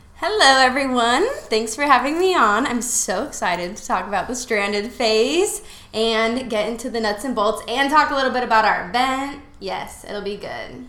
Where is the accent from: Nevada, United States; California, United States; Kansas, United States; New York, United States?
Nevada, United States; Las Vegas; moved away as an adult; also born or lived in Utah; now in Florida, United States; I grew up in Las Vegas, Nevada.